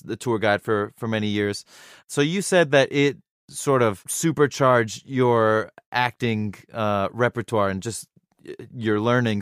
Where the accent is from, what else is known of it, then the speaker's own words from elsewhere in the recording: Irvine, California, United States; growing up in Irvine